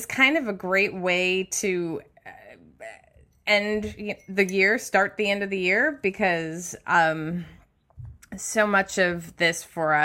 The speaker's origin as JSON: {"language": "English", "region": "Midwest", "country": "United States", "tie": "born or raised there", "said": "I grew up in the Midwest"}